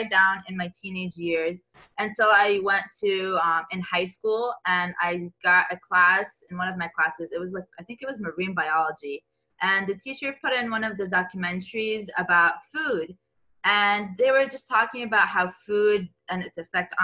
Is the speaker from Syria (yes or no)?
yes; Syria; now in Miami, United States; I'm from Syria